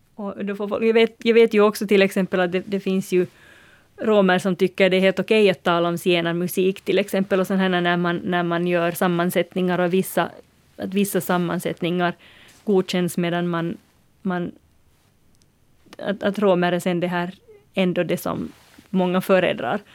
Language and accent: Swedish; Uusimaa, Finland; Jag som är från Nyland